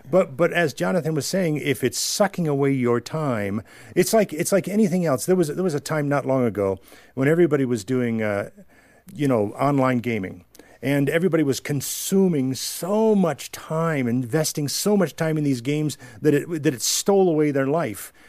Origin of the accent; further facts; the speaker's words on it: New York, United States; I was from New York